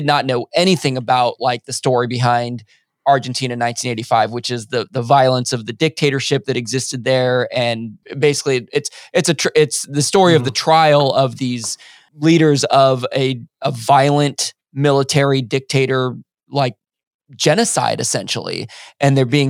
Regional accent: United States; because I do think in us being American, we have not been privy to a lot of especially South American history.

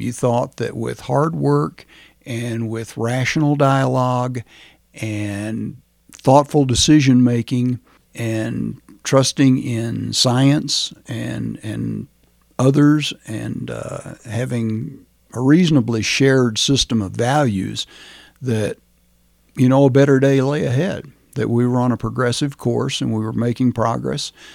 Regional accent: Rome, Georgia, United States; now in Chaffee County, Colorado, United States; I was born in Rome, Georgia, which at that time was a small town, probably still a small town

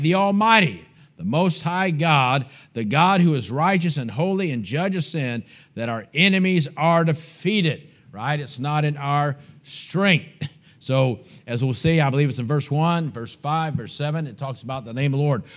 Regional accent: United States; I'm an American.

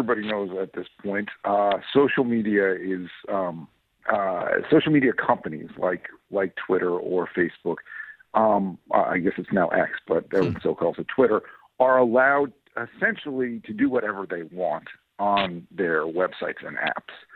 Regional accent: New York, United States; I'm from New York. I live in New York State

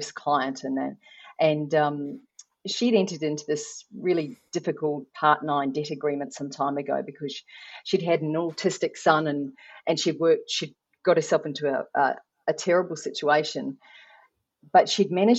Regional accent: New Zealand; I'm not Australian. I am from New Zealand

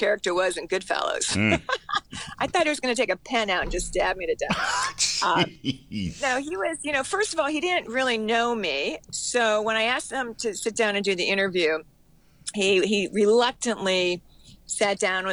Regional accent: Cleveland, Ohio, United States; moved away; also born or lived in Florida; I'm from Cleveland, Ohio.

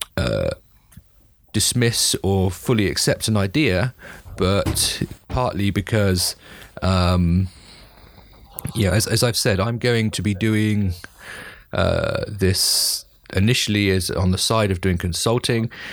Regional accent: United Kingdom; as a Brit

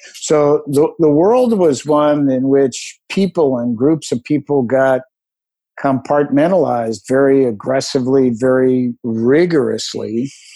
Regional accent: Philadelphia, Pennsylvania, United States; also born or lived in Allentown, Pennsylvania; I was born in Allentown and moved to Philadelphia when his company opened an office in Philadelphia

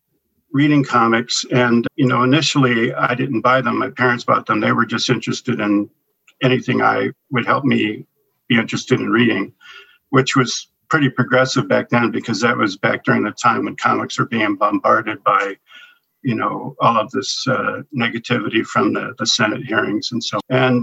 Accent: San Francisco, California, United States; And I was growing up in the San Francisco.

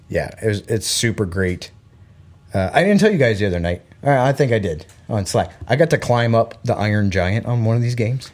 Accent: Florida, United States; born or raised there; moved away; also born or lived in Belgium

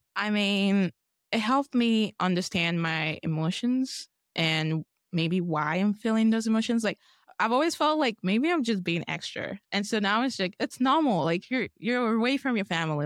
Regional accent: Lagos, Nigeria; moved away as an adult; now in Boise, United States; I'm from Lagos, Nigeria. I'm also from the Yoruba tribe, and that's, like, my parents' tribe. I grew up in Nigeria all of my life, and I came here for college

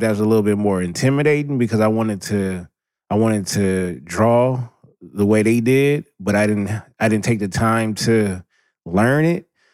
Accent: Southern California, United States; born and raised in Southern California

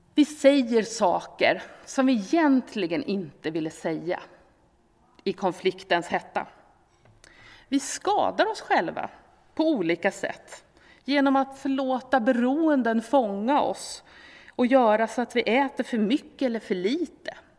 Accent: Sweden; vi som svenskar

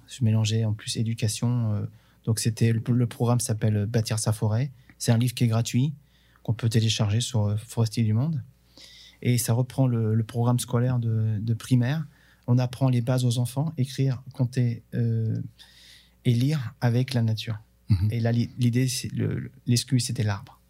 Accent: Bourges, Centre-Val de Loire, France; Chez nous, on a, on a un festival qui est très connu qui s'appelle le Printemps de Bourges

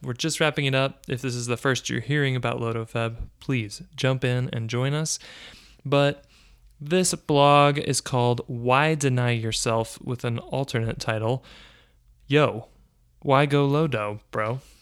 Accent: United States; I'm an American

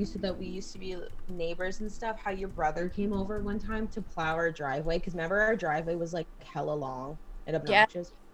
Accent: Homedale, United States; we grew up together in Homedale

